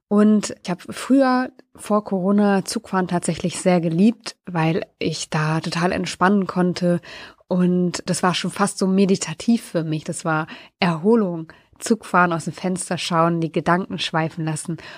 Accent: Lower Saxony, Germany; war ich für einen Tag in meiner alten Heimat, nämlich in der Nähe von Wolfsburg.

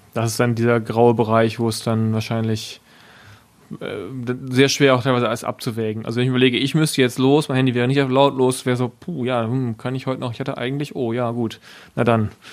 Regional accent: West Germany, Germany; ich komme ja aus Westdeutschland

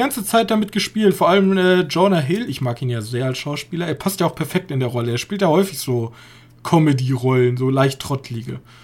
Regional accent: Germany; als Deutsche

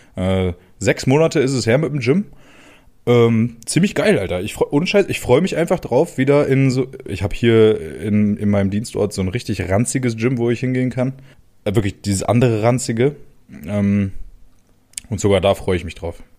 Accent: Germany; now in Kreis Kleve, Germany; Da, wo ich herkomme, äh, die wenigsten werden es wissen, Digga, aus dem Harz

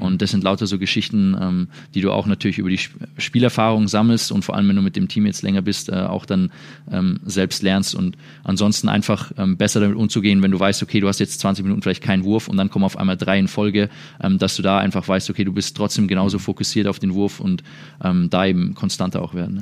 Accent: Würzburg, Bavaria, Germany; moved away as an adult; now in Dallas, United States; der auch aus der gleichen Stadt kommt wie ich

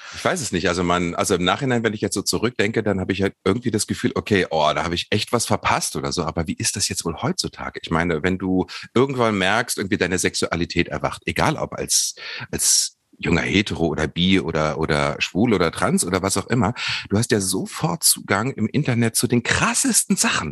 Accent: Harz edge, Lower Saxony, Germany; ich bin am Harzrand aufgewachsen, auf dem Land

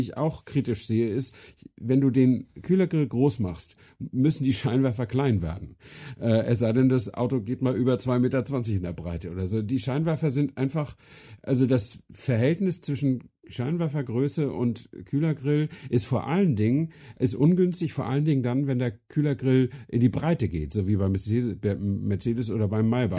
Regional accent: Flensburg, Schleswig-Holstein, Germany; moved away; meiner Heimatstadt Flensburg

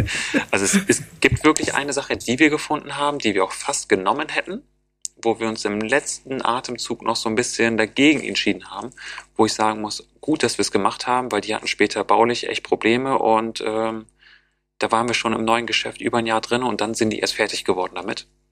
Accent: Osnabrück, Lower Saxony, Germany; now in Bremen, Germany; In Niedersachsen zum Beispiel, wo ich herkomme

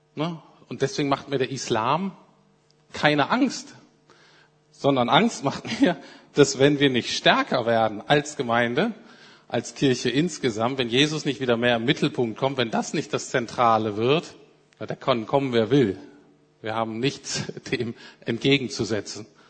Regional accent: Germany; als Deutsche

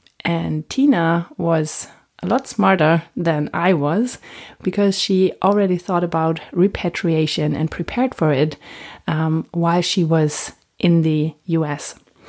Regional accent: Germany; English is a second language; also born or lived in United States; we're both German, so a little German accents.

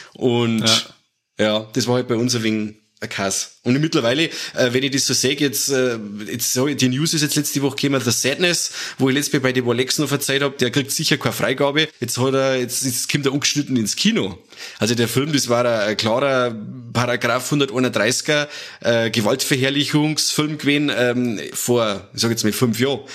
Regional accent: Germany; bei uns in Deutschland

